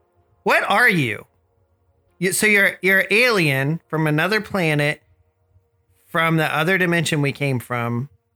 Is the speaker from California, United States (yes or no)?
yes; San Bernardino, California, United States; I'm from San Bernardino. It's a little bit south in a cooler state called California.